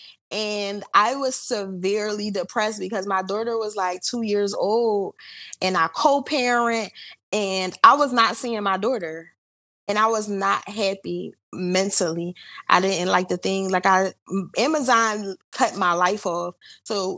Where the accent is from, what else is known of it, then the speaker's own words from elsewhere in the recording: Philadelphia, Pennsylvania, United States; But I am from Philly. I grew up here. Still living in Philly